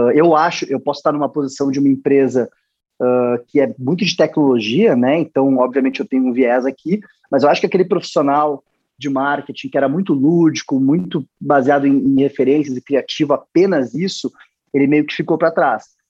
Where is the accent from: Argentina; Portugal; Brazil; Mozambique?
Brazil; Rio Grande do Sul; Sou gaúcho, sou gremista.